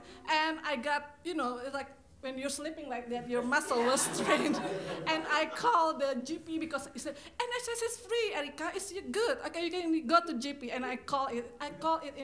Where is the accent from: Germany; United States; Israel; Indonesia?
Indonesia; English is a second language; moved away as an adult; now in London, United Kingdom; I'm from Indonesia